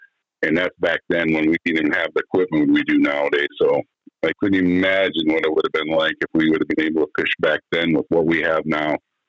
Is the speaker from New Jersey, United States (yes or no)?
no; Minnesota, United States; Well, you know, I'm born and raised in the Northwest Angola area. Lived there my entire life. My parents owned a resort up in Monument Bay